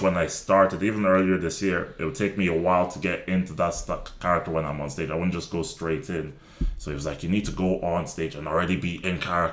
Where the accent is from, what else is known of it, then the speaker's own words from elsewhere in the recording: Ireland; also born or lived in Nigeria; I grew up in Ireland, my household was still very, very Nigerian